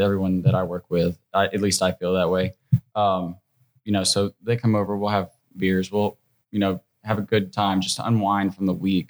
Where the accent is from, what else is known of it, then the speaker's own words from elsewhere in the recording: Northeast Alabama, United States; And I'm very Southern. I'm from Northeast Alabama. Okay. You know, I grew up with my grandparents.